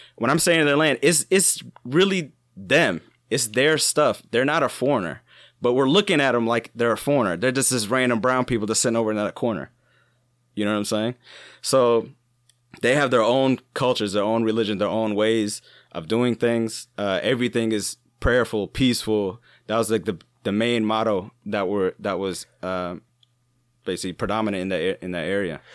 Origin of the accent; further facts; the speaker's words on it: Ohio, United States; I'm from Ohio